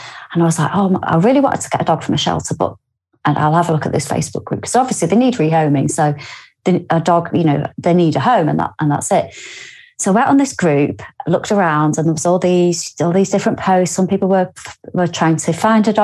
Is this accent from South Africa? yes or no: no; Lymm, North West England, United Kingdom; also born or lived in Warrington; now in Newcastle upon Tyne, United Kingdom; I am from Lynn, which is a few villages away from basically where he was. And I go home quite a lot